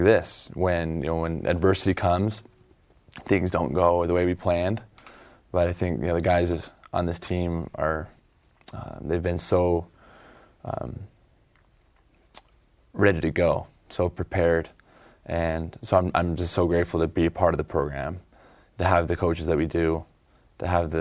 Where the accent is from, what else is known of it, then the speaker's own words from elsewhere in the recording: Eagle, Idaho, United States; now in Provo, United States; my hometown team